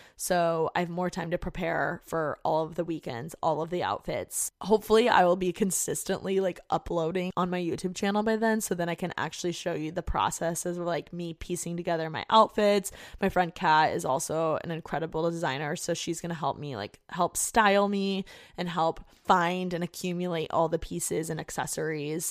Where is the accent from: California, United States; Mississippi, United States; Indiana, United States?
Indiana, United States; moved away as an adult; now in Los Angeles, United States; I just wanna get out of Indiana. Like, I hate my hometown